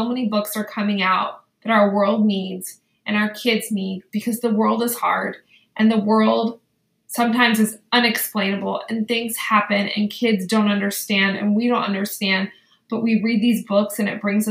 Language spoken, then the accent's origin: English; Danville, California, United States; also born or lived in Westlake, California; I grew up in Danville, California, and in Danville I had Mr. Dickieson, and then I lived in Westlake, and I had Mrs. Breslaw